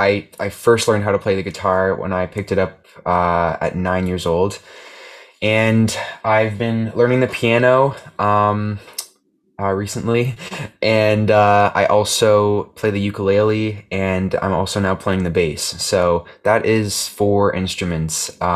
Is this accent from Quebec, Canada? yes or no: no; Toronto, Ontario, Canada; I guess I'm a musician from Toronto, Ontario.